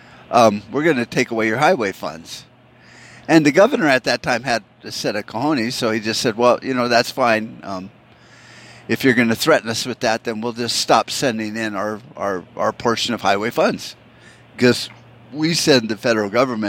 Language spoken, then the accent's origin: English; Tempe, Arizona, United States; my hometown, you know, of Tempe